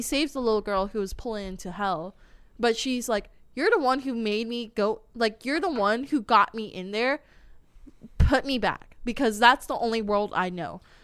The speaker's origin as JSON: {"language": "English", "country": "United States", "said": "English speakers in America"}